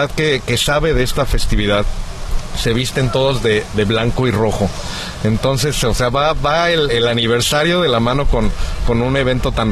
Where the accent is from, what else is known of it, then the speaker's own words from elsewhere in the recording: Mexico City, Mexico; now in Acapulco, Mexico; Yo soy chilango, pero